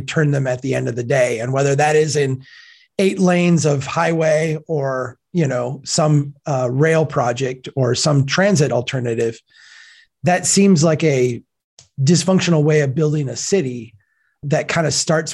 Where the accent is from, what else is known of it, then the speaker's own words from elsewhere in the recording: Minnesota, United States; I'm from Minnesota.